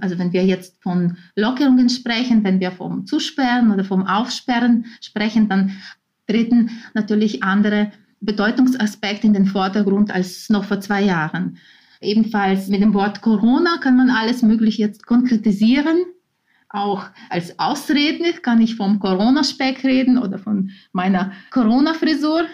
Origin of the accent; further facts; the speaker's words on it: Ukraine; first language Ukrainian; German is a second language; now in Vienna, Austria; in meiner Muttersprache, dem Ukrainischen